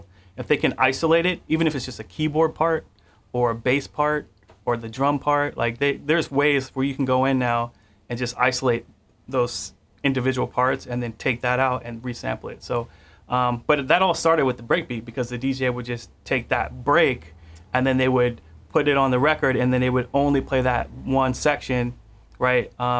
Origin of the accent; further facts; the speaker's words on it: Pittsburgh, Pennsylvania, United States; In Pittsburgh, Pennsylvania.